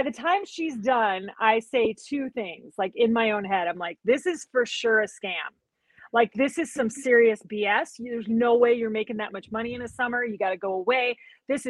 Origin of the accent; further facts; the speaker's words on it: South Dakota, United States; I'm from South Dakota. We had a lot of guns in the house